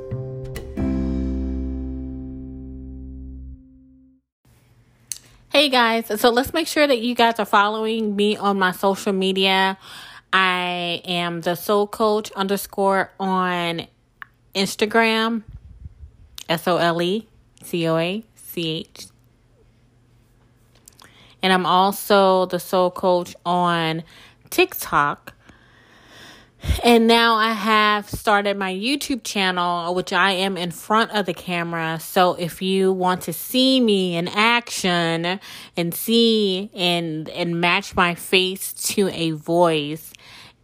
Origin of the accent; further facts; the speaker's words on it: South Mississippi, United States; moved away as an adult; also born or lived in New Orleans, Louisiana; I was born and raised in South Mississippi.